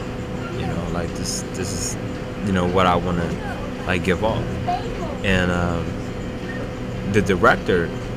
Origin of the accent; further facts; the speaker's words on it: Philadelphia, Pennsylvania, United States; I'm still from North Philly